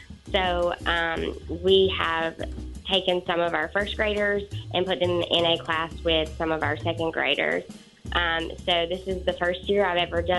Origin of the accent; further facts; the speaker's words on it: United States; now in Gaston County, United States; I grew up in Rankin County.